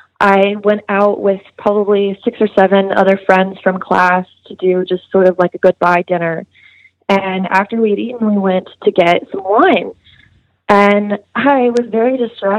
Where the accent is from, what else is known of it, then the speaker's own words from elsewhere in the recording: Amarillo, Texas, United States; moved away as an adult; now in Austin, United States; I'm from Amarillo